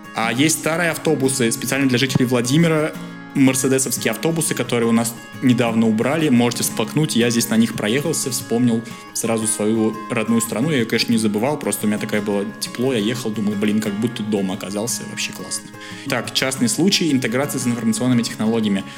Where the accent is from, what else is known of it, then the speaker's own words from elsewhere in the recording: Russia; moved away as an adult; now in Bulgaria; я из России